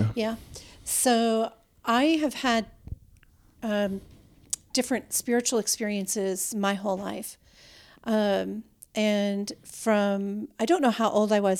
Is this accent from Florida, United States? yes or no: no; Minnesota, United States; now in Texas, United States; we grew up in Minnesota